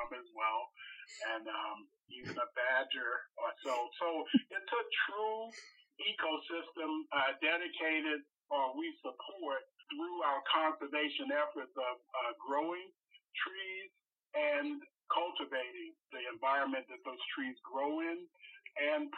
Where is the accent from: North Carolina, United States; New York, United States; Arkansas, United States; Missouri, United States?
North Carolina, United States; moved away; I'm originally from North Carolina, and I came up here in the big oil boom